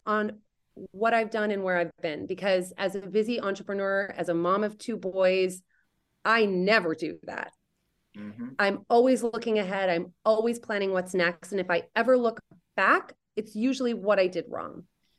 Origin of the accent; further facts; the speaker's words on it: Indonesia; I used to say that it's that I grew up in Indonesia.